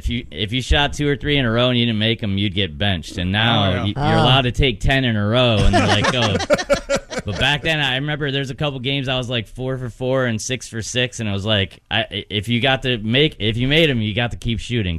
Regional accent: Owego, New York, United States; It's in my hometown, Owego, New York.

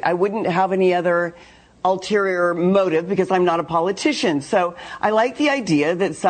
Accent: Midwest, United States; moved away; I'm from the Midwest. We're all rough and tough.

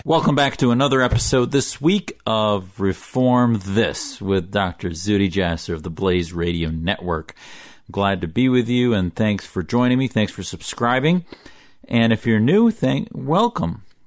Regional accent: United States; also born or lived in Syria (family origin)

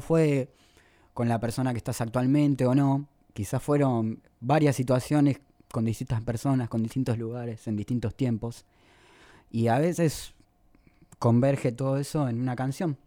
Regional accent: El Mojón, Santiago del Estero, Argentina; moved away; Mi tierra, de mi pago, el pago, el mojón departamento Pelegrín, Santiago del Estero. Me gusta recalcarlo porque es un pueblo de 4.000 habitantes.

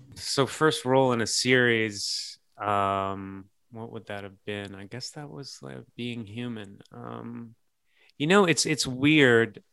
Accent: Canada; growing up in Canada

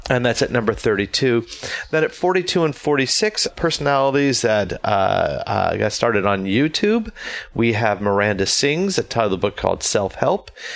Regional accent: Tampa, Florida, United States; now in New York City, United States; In Tampa, my hometown.

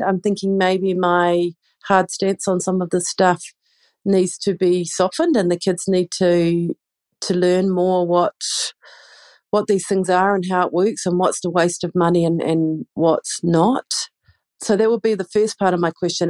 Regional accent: New Zealand; now in Tashkent, Uzbekistan; I'm originally from New Zealand

